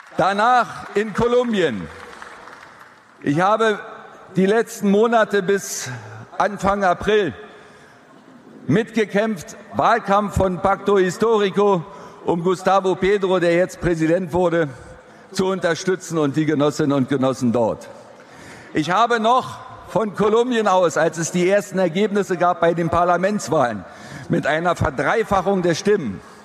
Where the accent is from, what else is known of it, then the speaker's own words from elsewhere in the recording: Berlin, Germany; now in Gottberg, Germany; Ich stamme ursprünglich, hört man vielleicht noch, aus Berlin, bin dort geboren worden im Krankenhaus der Deutschen Volkspolizei